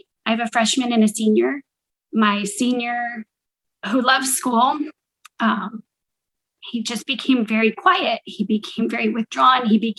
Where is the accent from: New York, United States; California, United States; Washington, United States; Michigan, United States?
California, United States; Vista; I am from Vista, California.